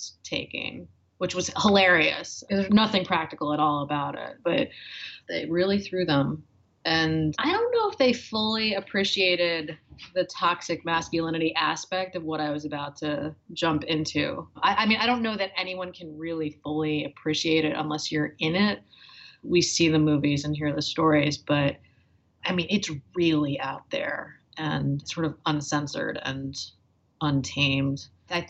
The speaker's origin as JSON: {"language": "English", "region": "Northeast", "country": "United States", "tie": "born or raised there", "also_born_or_lived": "Boston / New York", "said": "growing up in the Northeast, mostly in Boston and New York"}